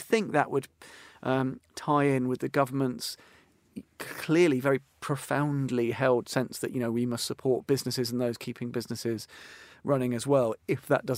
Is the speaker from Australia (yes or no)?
yes; Australia; now in United Kingdom; As an Australian in Britain, but effectively one of us.